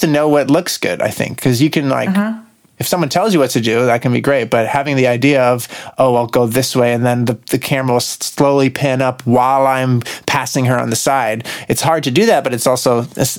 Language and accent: English; Santa Monica, California, United States; … from Santa Monica. Jeez. We got a TTL Nature right here in my hometown.